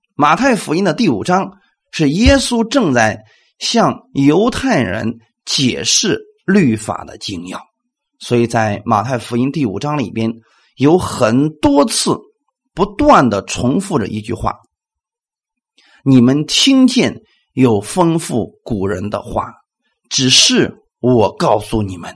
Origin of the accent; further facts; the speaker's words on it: China; 我们中国人